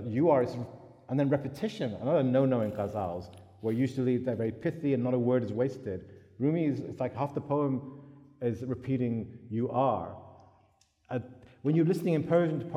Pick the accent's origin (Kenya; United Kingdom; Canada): United Kingdom; I was brought up in Britain